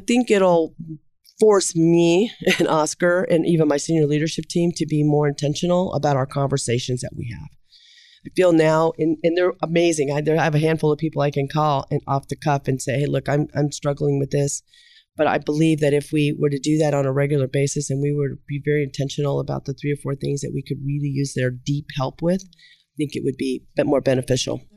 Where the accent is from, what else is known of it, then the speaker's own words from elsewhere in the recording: Kansas City, Missouri, United States; I'm from Kansas City